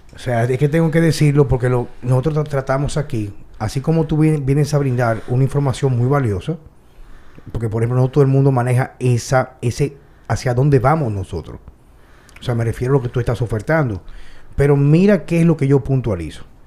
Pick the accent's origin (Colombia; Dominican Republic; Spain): Dominican Republic; mi país, donde yo nací, donde quizá me van a enterrar